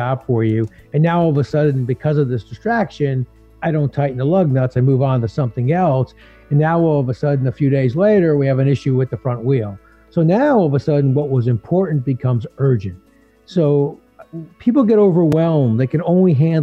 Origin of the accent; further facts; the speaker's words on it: New Jersey, United States; as a kid growing up, I grew up in Jersey